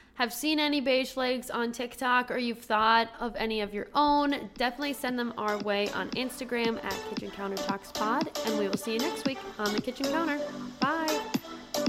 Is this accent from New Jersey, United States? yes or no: no; Minnesota, United States; as a Minnesotan